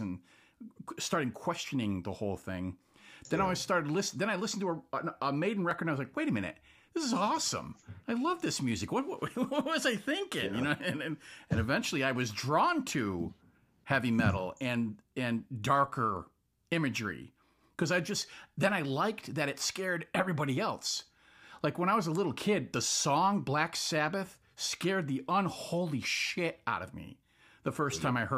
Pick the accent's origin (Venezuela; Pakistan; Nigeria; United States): United States; New England; I'm from New England. For anybody listening who doesn't know, I live in Massachusetts